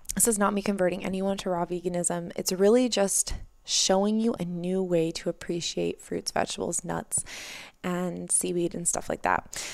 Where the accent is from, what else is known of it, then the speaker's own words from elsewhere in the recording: Boulder, Colorado, United States; also born or lived in San Francisco; now in San Diego, United States; I'm from Boulder, Colorado.